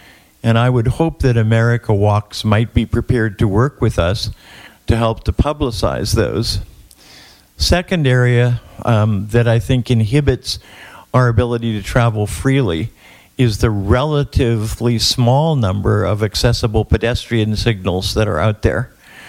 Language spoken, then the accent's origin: English; Miami, Florida, United States; I'm from Miami, Florida.